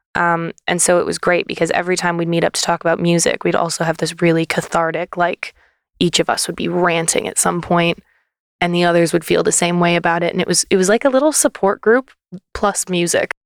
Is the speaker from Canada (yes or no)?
yes; Canada; moved away as an adult; now in United Kingdom; I'm from Canada